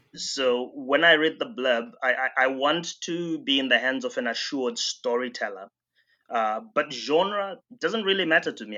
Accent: Bindura, Mashonaland Central, Zimbabwe; my hometown, uh, Bindura in Zimbabwe

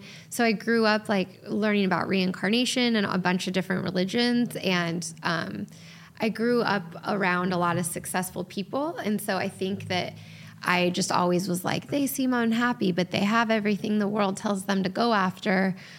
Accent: San Diego, California, United States; now in Orange County, United States; So we moved to California for middle school and for high school. {S0} Okay. {S1} And so I grew up in San Diego for the last half of my childhood.

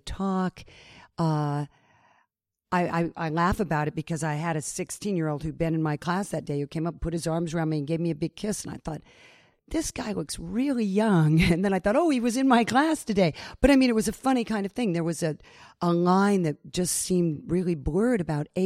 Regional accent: United States; Being an American

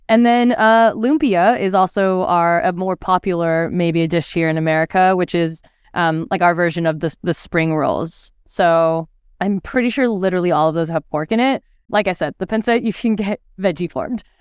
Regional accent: California, United States; born there; also born or lived in Philippines; I was born in California, and then after, shortly after I was born, my family we actually moved to the Philippines, and so I spent like my babyhood there, which is why my mom thinks I'm more Filipino than you know American

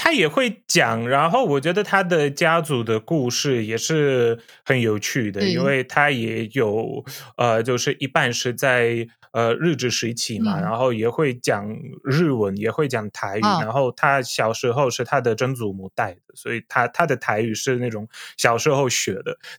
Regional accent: Poland; Chinese is a second language; 各位朋友们，大家好，我是波兰 YouTuber

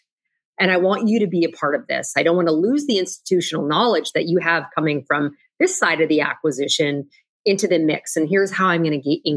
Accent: Canada; moved away as an adult; now in United States; as a Canadian originally

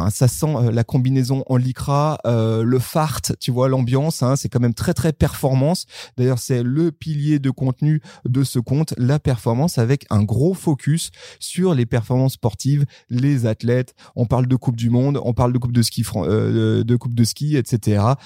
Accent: near Sallanches, Savoie, Auvergne-Rhône-Alpes, France; je suis au Savoyard, voire même je suis à côté. Je suis, je viens d'à côté de Salange

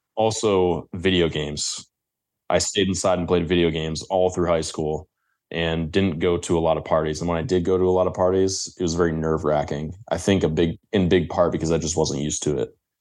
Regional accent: Grosse Ile, Michigan, United States; Grow Zeal, the place where I grew up, is actually considered or one year, it was considered, like, the safest place in Michigan.

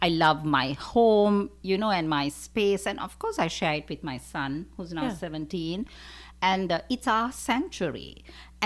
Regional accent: Sri Lanka; moved away as an adult; I'm originally from Sri Lanka.

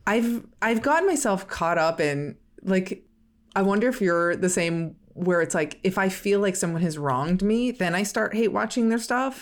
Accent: Midwest, United States; We're both from the Midwest

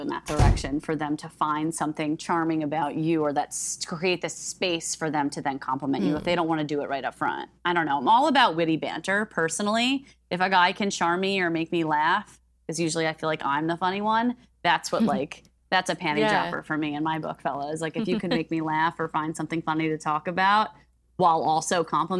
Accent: New Jersey, United States; It's because I'm from Jersey.

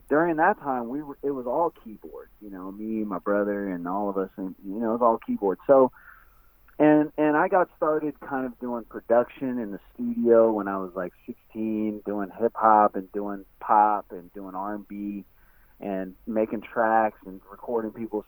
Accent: West Coast, United States; I'm from the West Coast

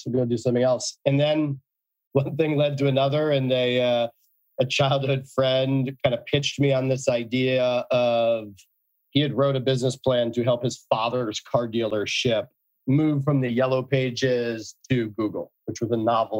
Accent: New Haven, Connecticut, United States; I grew up in New Haven, Connecticut.

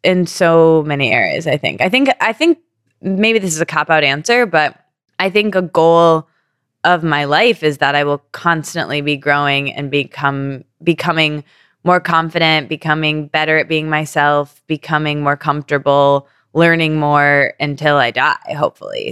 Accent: Midwest, United States; I come from Midwestern people

